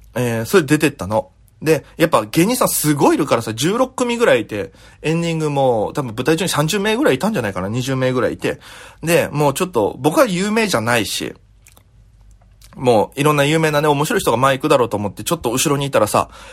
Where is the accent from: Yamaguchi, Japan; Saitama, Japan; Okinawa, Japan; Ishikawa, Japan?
Okinawa, Japan; moved away as an adult; now in Tokyo, Japan; 僕 も、えー、沖縄から東京に出てきて、もう、10月で4年目なんですよ